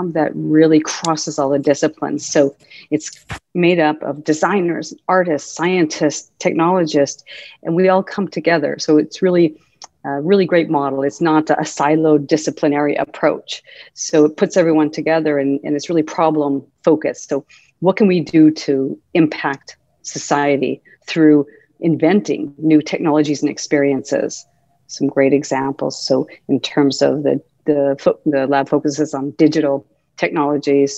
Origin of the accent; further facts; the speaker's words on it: Helena, Montana, United States; moved away as an adult; also born or lived in Massachusetts; growing up in Helena, Montana was wonderful. I loved growing up in Montana.